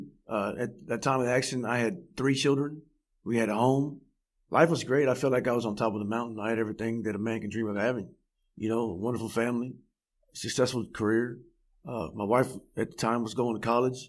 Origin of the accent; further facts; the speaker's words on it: Fort Worth, Texas, United States; Born and raised in Fort Worth, Texas